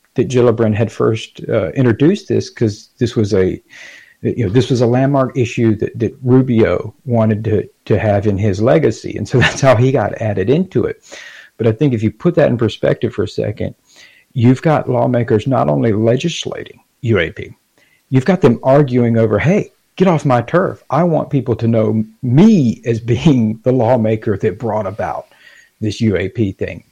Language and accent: English; Gainesville, Florida, United States; I'm from Gainesville